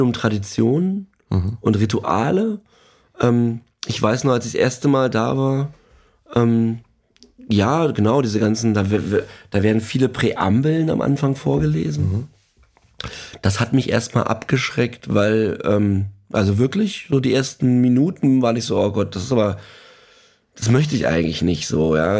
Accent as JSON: {"language": "German", "region": "eastern Germany", "country": "Germany", "tie": "born or raised there", "said": "ich bin ja im, im Ostteil Deutschlands groß geworden"}